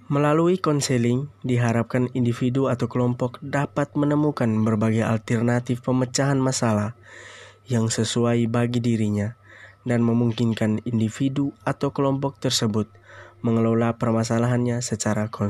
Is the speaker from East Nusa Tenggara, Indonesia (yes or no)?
yes; East Nusa Tenggara, Indonesia; now in Kupang, Indonesia; Saya berasal dari Flores, Nusa Tenggara Timur, bertepat di ND. Sekarang saya berstatus sebagai mahasiswa semester 3 di Universitas Nusa Cendana Kupang.